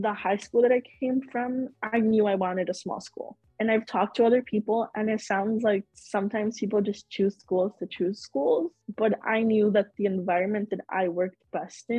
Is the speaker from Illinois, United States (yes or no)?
yes; Chicago, Illinois, United States; also born or lived in Cedar Rapids, Iowa; I am born and raised in Chicago.